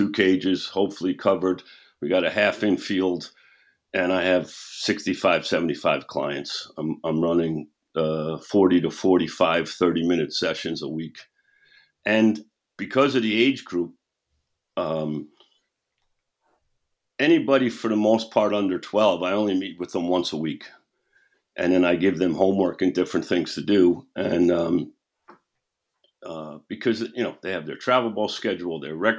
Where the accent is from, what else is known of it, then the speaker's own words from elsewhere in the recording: New York City, New York, United States; also born or lived in Scottsdale, Arizona; now in Fort Mill, United States; I'm from New York City. I said, where we grew up, we used to think that there was a pub or a bar and grill on every corner